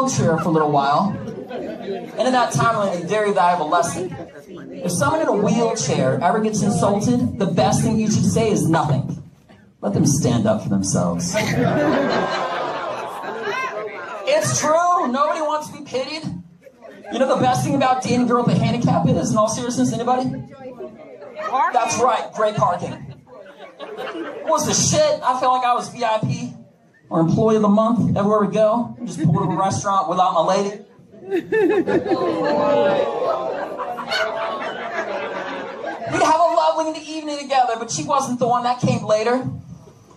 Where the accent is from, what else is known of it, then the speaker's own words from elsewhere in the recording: Connecticut, United States; also born or lived in Washington, D.C. / Russia; now in Texas, United States; I am not Russian. I am from Connecticut